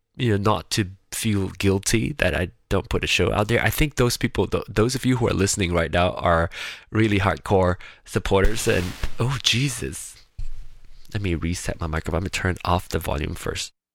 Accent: Penang, Malaysia; now in Kansas City, United States; Penang which is my hometown

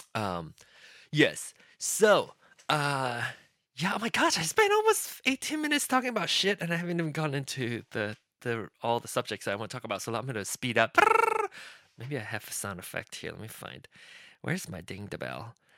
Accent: Penang, Malaysia; accent: Penang Hokkien; first language Penang Hokkien; English is a second language; Penang Hokkien my mother tongue, that the dialect, the language that I speak, that I I start speaking, my the first language I start speaking

